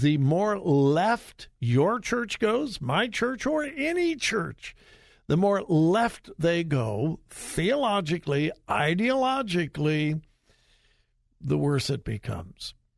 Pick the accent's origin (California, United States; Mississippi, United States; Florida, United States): California, United States; Southern; also born or lived in Compton; I grew up in Southern California.